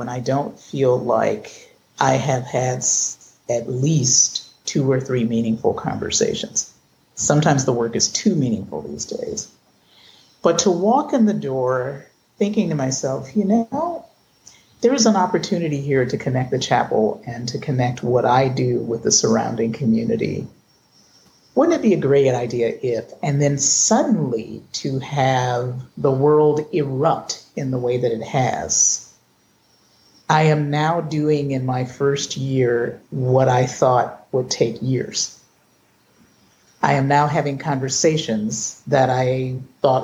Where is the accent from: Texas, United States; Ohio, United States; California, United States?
Ohio, United States; Cleveland; I was born in Cleveland, or shall I say it? Well, I was born in 1963